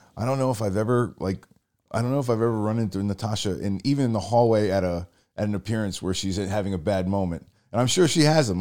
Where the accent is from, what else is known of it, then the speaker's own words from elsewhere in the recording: Rhode Island, United States; we're both from Rhode Island